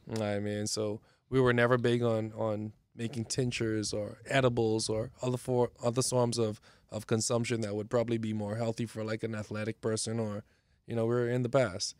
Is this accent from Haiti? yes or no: no; Bahamas; moved away; also born or lived in Miami; Was raised in the Bahamas, uh, both parents from the Bahamas.